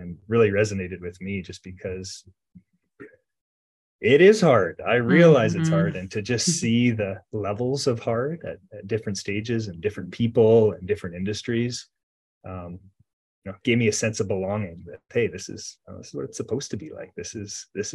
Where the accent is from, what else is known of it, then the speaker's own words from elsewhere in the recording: Grande Prairie, Alberta, Canada; now in Edmonton, Canada; I was originally, I grew up in Grand Prairie, Alberta